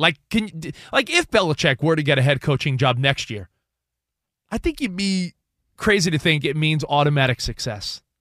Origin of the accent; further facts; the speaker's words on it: New York, United States; a kid growing up on the East Coast, I grew up in New York